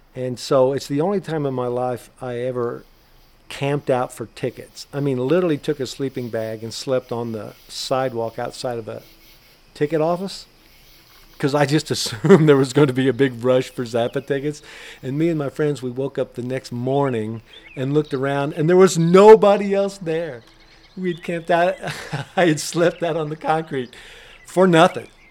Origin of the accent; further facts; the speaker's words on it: Tell City, Indiana, United States; my hometown down in Tell City, Indiana